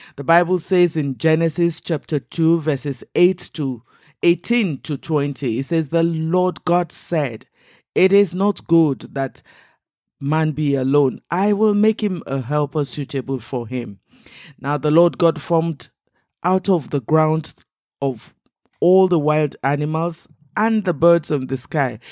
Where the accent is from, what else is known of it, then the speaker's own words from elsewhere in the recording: Western Nigeria, Nigeria; first language Igbo (Ukwuani/Kwale); English is a second language; I am Nigerian and I come from the southern Nigerian. I grew up in the West, so I speak, um, the Yoruba language as well as my own native language, which is, uh, uh, Igbo, Kwale kind of language